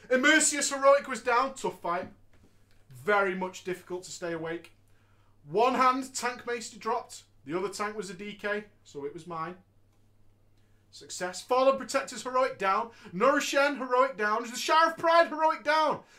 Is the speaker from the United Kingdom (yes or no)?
yes; Wigan, North West England, United Kingdom; I'm from Wigan, mate. Wigan, mate.